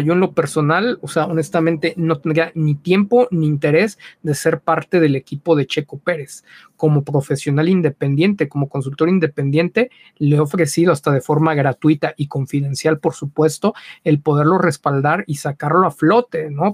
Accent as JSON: {"language": "Spanish", "country": "Mexico", "said": "Aquí somos muy condescendientes"}